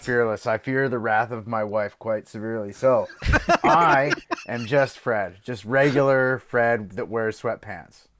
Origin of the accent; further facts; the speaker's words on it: Belgium; I grew up in Belgium